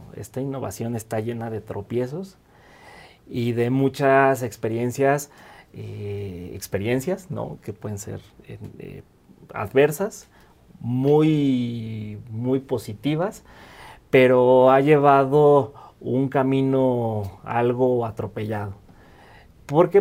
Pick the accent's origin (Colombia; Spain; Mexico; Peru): Mexico; Mexico City; also born or lived in Michoacán; yo nací en Michoacán, eh, soy michoacano de nacimiento. Y llegué a la Ciudad de México muy temprano, eh, prácticamente viví y crecí en esta ciudad